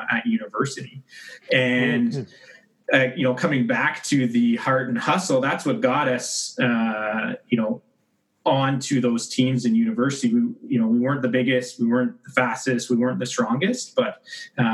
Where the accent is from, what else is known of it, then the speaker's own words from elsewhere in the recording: Mississauga, Ontario, Canada; also born or lived in Kingston / Ottawa / Calgary; now in Oakville, Canada; Mississauga born and raised